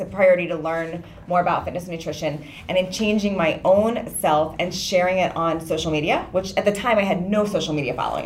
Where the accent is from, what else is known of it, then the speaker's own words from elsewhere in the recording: Washington, District of Columbia, United States; now in California, United States; I grew up in DC